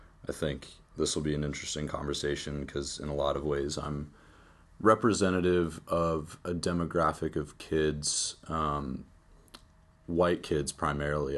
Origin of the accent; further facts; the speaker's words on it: Charlottesville, Virginia, United States; I'm from Charlottesville. I've been here all my life.